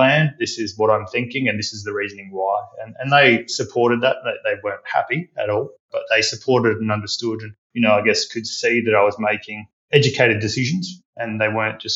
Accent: Adelaide, South Australia, Australia; I'm an Adelaide born boy through and through, still to this day based there

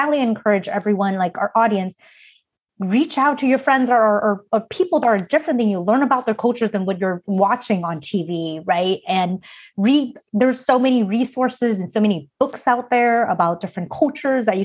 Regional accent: United States; growing up in America as an Asian American

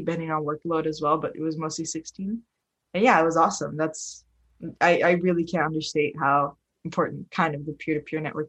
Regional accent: Bell Gardens, California, United States; I'm from Bell Gardens, California

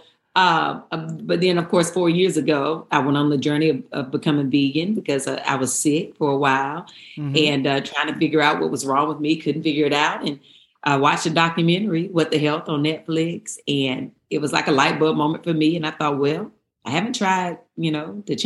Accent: Eden, North Carolina, United States; I grew up in Eden, North Carolina

